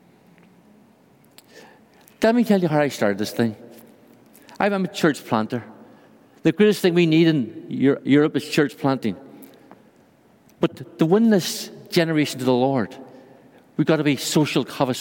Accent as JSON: {"language": "English", "country": "Ireland", "accent": "Irish", "moved": "as an adult", "lives_now": "Brussels, Belgium", "said": "Although I'm from Ireland, I live in Brussels, Belgium"}